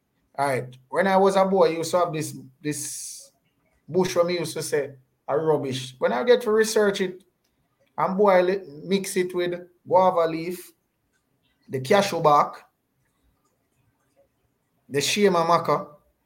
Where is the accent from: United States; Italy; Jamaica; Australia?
Jamaica; a lot of us as Jamaican